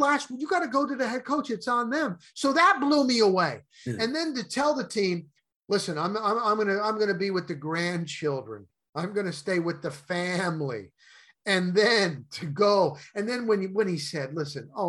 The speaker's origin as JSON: {"language": "English", "region": "New Jersey", "country": "United States", "moved": "yes", "said": "I'm from New Jersey and college sports are not big there"}